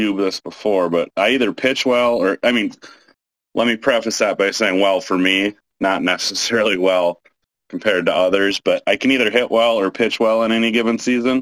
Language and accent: English; Fergus Falls, Minnesota, United States; now in Hopkins, United States; went back to Fergus, my hometown, Fergus Falls